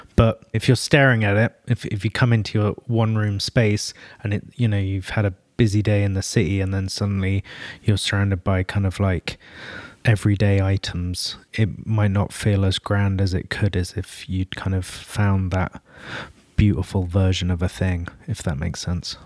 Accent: London, United Kingdom; North London originally. So, kind of supporting my hometown roots as well

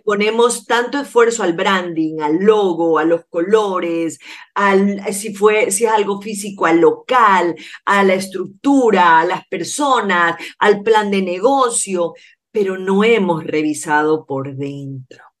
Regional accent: Ecuador

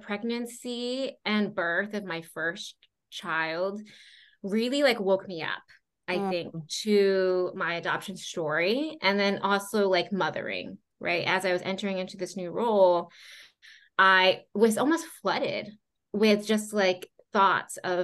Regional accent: Florida, United States; also born or lived in Cusco, Peru / Hawaii; I lived mainly on the East Coast growing up in Florida.

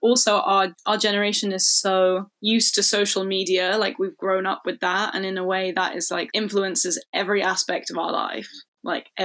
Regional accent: London, United Kingdom; I grew up in London, like it's very queer friendly.

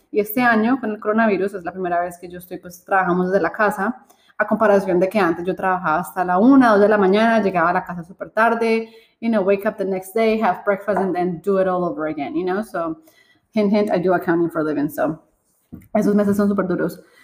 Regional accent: Colombia; nosotros somos colombianas

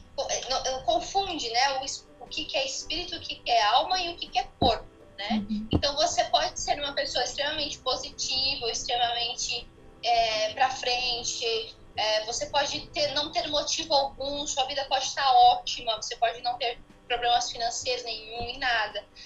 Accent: São Paulo, Brazil; also born or lived in Rio de Janeiro; Eu sou paulista, eu fiz faculdade pela Gama Filha no Rio de Janeiro. E depois eu retornei novamente para São Paulo

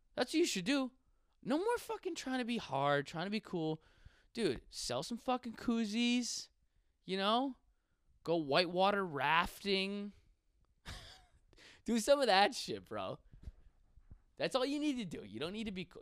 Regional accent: Buffalo, New York, United States; I'm from Buffalo. Like, fuck yeah, bro. Growing up in the streets of Buffalo

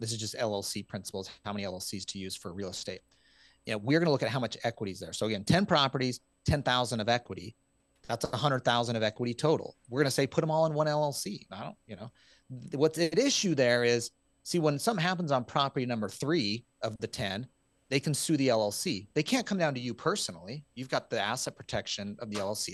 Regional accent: Utah, United States; I'm from Utah

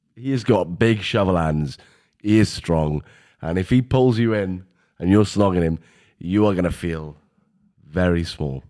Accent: Welsh, Wales, United Kingdom; We're Welsh, we're about twenty years back.

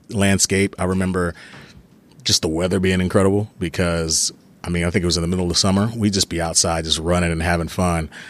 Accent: Texas, United States; also born or lived in Germany; I spent my first through fourth grade in Germany and came back in fifth grade to Texas.

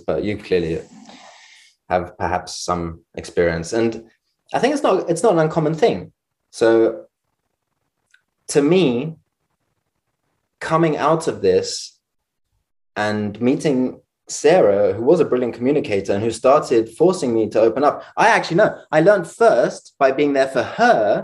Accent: London, United Kingdom; growing up in London

